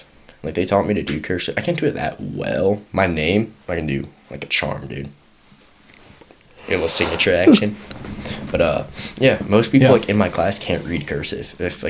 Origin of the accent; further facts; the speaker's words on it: Gainesville, Virginia, United States; I'm from Gainesville, Virginia.